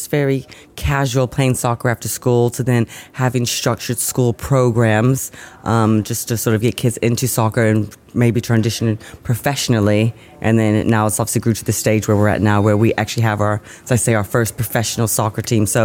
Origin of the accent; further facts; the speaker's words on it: St. Louis, Missouri, United States; also born or lived in Scotland / Cheshire; now in Wolverhampton, United Kingdom; I was from St. Louis, Missouri, and my father ended up getting a job in sports. So we ended up relocating to Scotland. And then from there, we moved from sort of Cheshire, and then he actually got a job here. So that's why I came to Wolverhampton